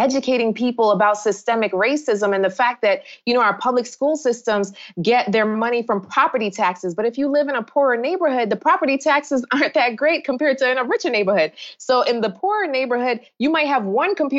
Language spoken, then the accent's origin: English; New York, United States; moved away; also born or lived in South Florida / Jamaica (ancestry); My family immigrated from Jamaica decades ago to New York. So I grew up a New Yorker. And then I moved to South Florida